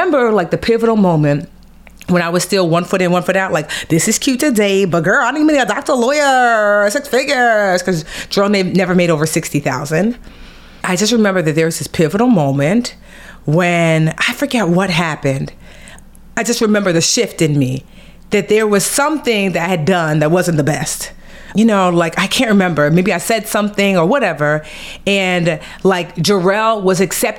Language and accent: English; Nigeria; as a Nigerian girl with her master's and her bachelor's